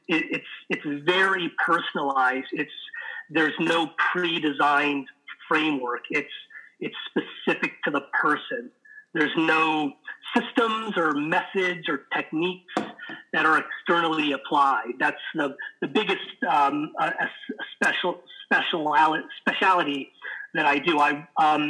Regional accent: Los Angeles, California, United States; I was born and raised in Los Angeles

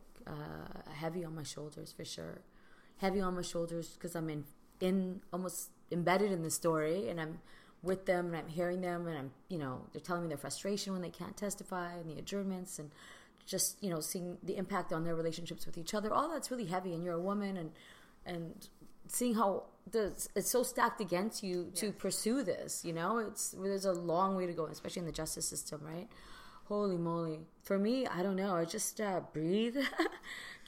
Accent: Vancouver, British Columbia, Canada; I'm from Vancouver.

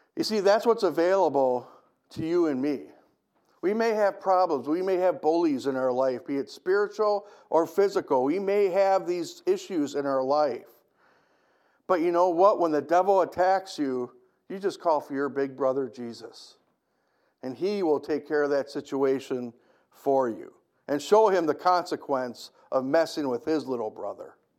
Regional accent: United States; I love being an American

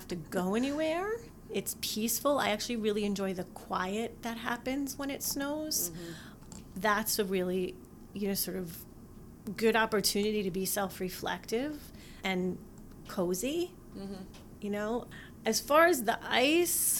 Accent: East Coast, United States; also born or lived in Utah; now in Michigan, United States; I grew up on the East Coast

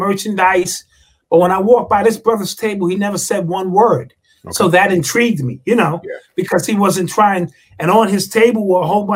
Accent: New York City, New York, United States; Growing up in the Bronx, three or four blocks away from Cedar Park

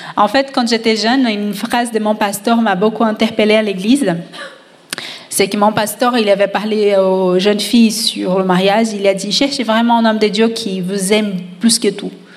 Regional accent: Brazil; je suis d'origine latina, euh, je suis brésilienne

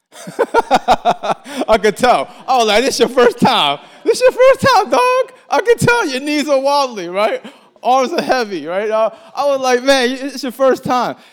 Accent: Baltimore, Maryland, United States; moved away as an adult; now in Atlanta, United States; I'm from Baltimore, Maryland, and, um, I moved here a month ago, and I'm homesick. I miss Baltimore.

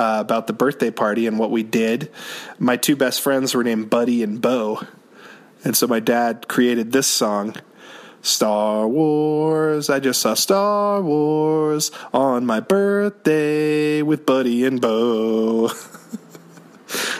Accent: Orleans, Massachusetts, United States; there was a pizza restaurant in my hometown called Hilltop Pizza in Orleans, Massachusetts

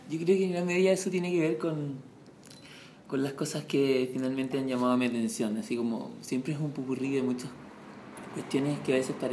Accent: Santiago, Santiago Metropolitan Region, Chile; Yo nací en Santiago y vivido toda mi vida en Santiago.

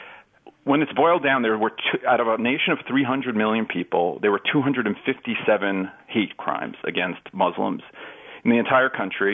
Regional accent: New York City, New York, United States; when I grew up in New York

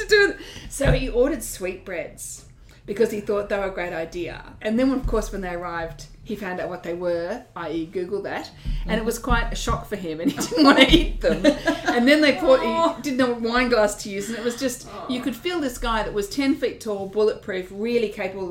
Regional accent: Wollongong, New South Wales, Australia; Now, I grew up in Wollongong. Now, my family's from Kangaroo Valley, but I grew up in Wollongong

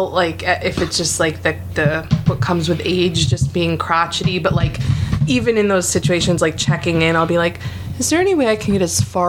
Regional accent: Albion, New York, United States; also born or lived in Albany, New York; now in Philadelphia, United States; I grew up in Western New York.

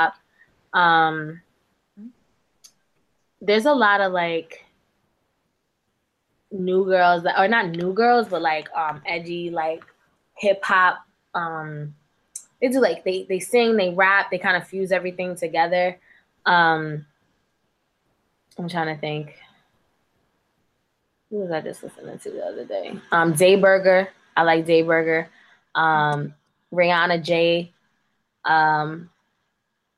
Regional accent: New York City, New York, United States; I'm from the Bronx

